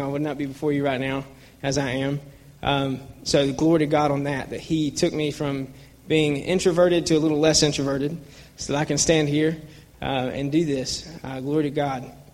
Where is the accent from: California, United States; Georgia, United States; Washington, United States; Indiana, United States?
Georgia, United States; Atlanta; I grew up in Buckhead, Georgia